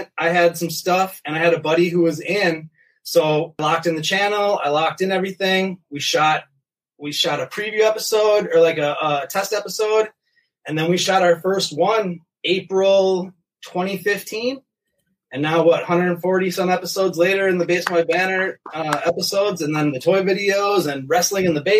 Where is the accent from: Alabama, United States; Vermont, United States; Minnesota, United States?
Minnesota, United States; I'm from Minnesota. Born and raised. Been here all my life. I live in Burnsville, a suburb of Minneapolis